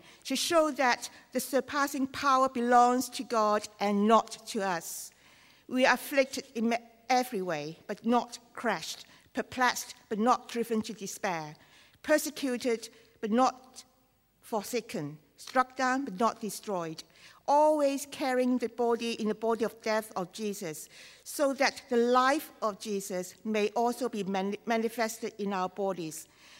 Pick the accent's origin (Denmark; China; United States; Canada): China; accent: Chinese; English is a second language; I do my best, but Chinese accent is my only accent.